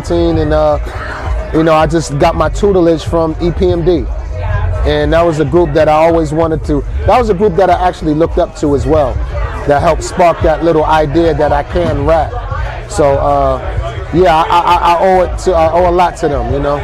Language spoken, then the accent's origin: English; New Jersey, United States; Jersey boy.